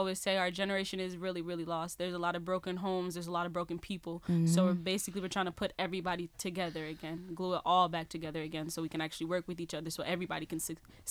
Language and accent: English; Chicago, Illinois, United States; I'm actually from the South Suburbs of Chicago.